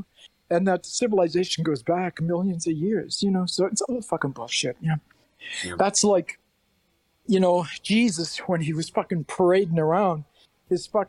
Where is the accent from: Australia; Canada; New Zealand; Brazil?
Canada; Prince Edward Island; I'm just from the East Coast of Canada, Prince Edward Island